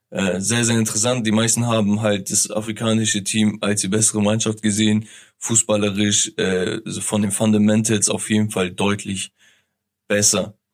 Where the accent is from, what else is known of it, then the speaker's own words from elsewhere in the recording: Turkey; Also ähm, viel, viele, die, die mich kennen, wissen, okay, ich bin Türke.